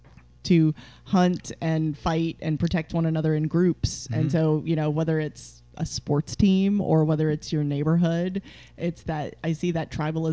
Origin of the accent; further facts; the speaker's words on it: Appalachia, United States; moved away; I'm from Appalachia. Mm-hmm. I'm from the mountains.